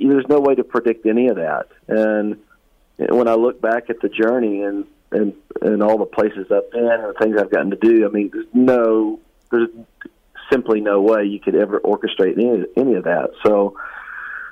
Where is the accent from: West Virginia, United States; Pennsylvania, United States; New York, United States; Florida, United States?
West Virginia, United States; moved away; I came from West Virginia. I was born and raised